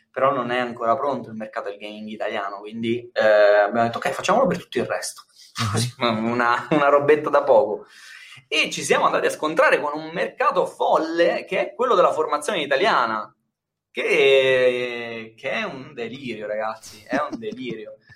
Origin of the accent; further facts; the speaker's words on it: Milan, Lombardy, Italy; now in Termoli, Italy; io sono da Milano, mi sono trasferito a Termoli, anche per star vicino alla famiglia